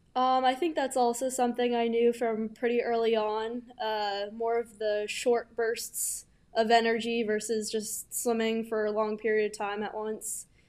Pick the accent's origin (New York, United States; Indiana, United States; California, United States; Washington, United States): New York, United States; New York City; moved away as an adult; now in Norton, United States; I'm from New York City, Manhattan specifically. Grew up there my whole life